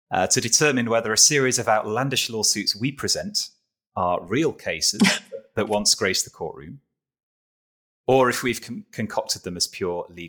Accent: United Kingdom; as a Brit

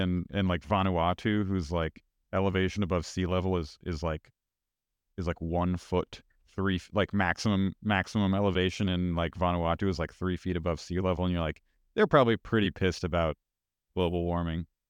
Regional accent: United States; as an American

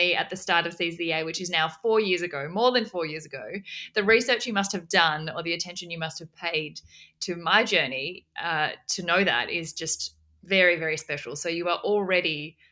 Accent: Australia; also born or lived in South Korea; I was born in South Korea originally and adopted into an orphanage in South Korea and adopted by an incredible Australian family when I was 6 months old, and then have since grown up in Australia

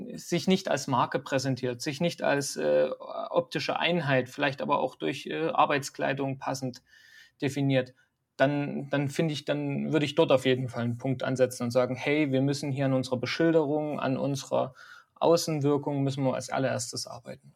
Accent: Dresden, Saxony, Germany; also born or lived in Nuremberg / Altenberg; now in Hesse, Germany; ich komme eigentlich aus Dresden und bin auch über Altenberg nach, äh, nach Hessen gekommen

